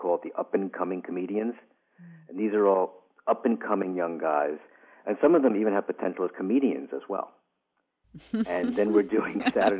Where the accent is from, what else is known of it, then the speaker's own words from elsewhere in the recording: Brooklyn, New York, United States; which I became very used to growing up in Brooklyn, New York.